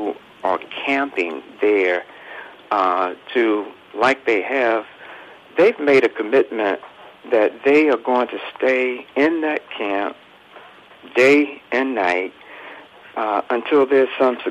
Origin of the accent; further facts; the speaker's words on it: North Carolina, United States; I grew up here in the South in North Carolina